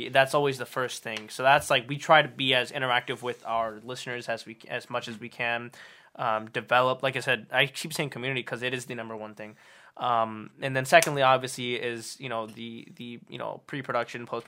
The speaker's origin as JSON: {"language": "English", "town": "Cleveland", "region": "Ohio", "country": "United States", "said": "we're from Cleveland"}